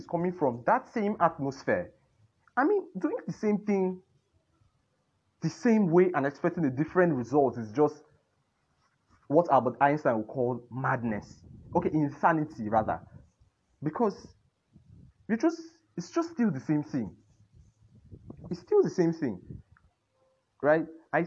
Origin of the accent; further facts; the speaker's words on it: Nigeria; We are all Nigerians first